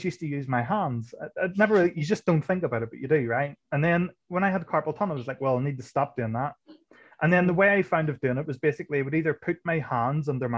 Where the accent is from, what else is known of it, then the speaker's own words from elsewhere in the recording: Ireland; I'm Irish